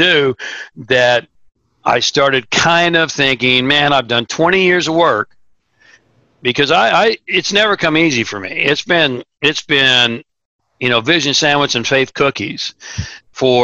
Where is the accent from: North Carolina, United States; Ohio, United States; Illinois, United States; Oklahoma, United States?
Oklahoma, United States; Tulsa; I grew up in Tulsa, Oklahoma, which is the buckle of the Bible Belt.